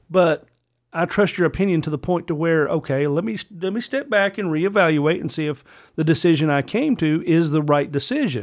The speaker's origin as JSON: {"language": "English", "region": "Virginia", "country": "United States", "said": "I am a, a true blue brother of, of son of Virginia"}